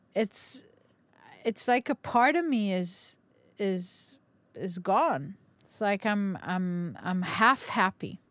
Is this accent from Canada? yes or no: no; Nigeria; moved away; I grew up in Nigeria.